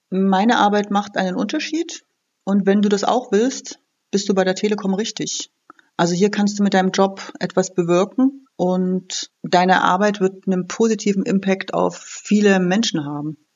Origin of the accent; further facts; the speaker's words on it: Berlin, Germany; Also ich komme aus Berlin, das Thema Parkplatznot und schlechte Luft ist bei uns ein Riesenthema.